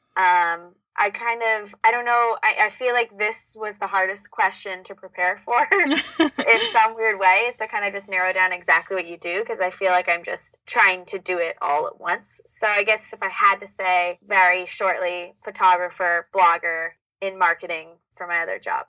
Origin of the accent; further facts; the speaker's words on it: Orange County, California, United States; I am from about an hour away in Orange County.